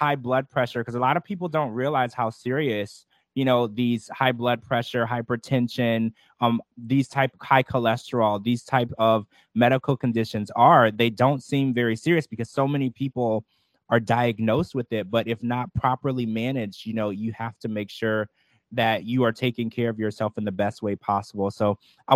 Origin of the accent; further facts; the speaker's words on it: Baton Rouge, Louisiana, United States; I grew up in Baton Rouge, Louisiana